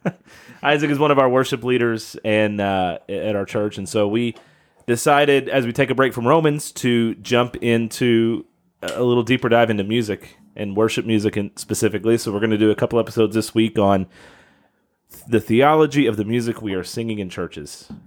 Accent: Kentucky, United States; my home state

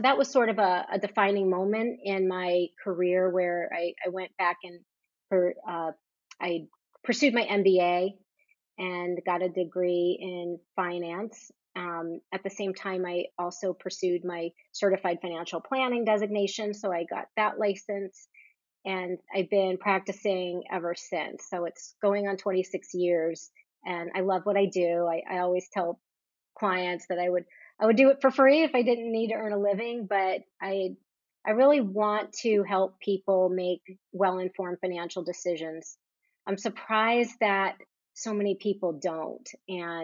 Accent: New Jersey, United States; I grew up on the East Coast in New Jersey

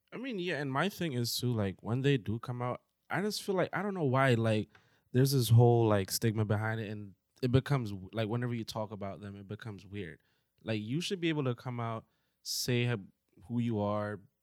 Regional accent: Jamaica; moved away; I had to have a dictionary in my book bag growing up in Jamaica

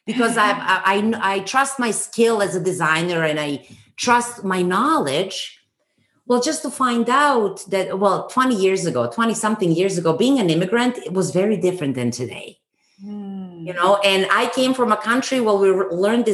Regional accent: Serbia; moved away as an adult; now in Canada; I'm from Serbia and I did school there, high school

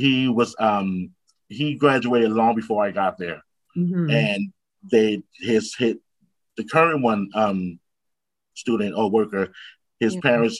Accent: North New Jersey, United States; also born or lived in Irvington, New Jersey; born and raised in North New Jersey

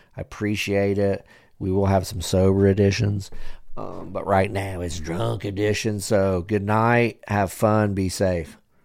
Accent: United States; I'm an American and I'm proud

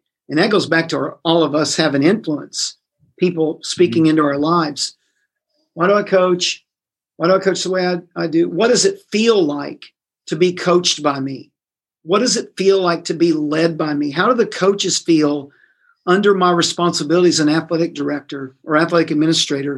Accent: Indiana, United States; now in Tennessee, United States; I grew up in Indiana. Indiana's basketball crazy and all about sports.

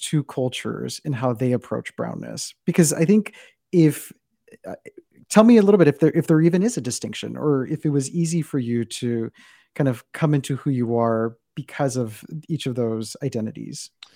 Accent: South Texas, United States; my interpretation of brownness came from where I'm from, which is South Texas

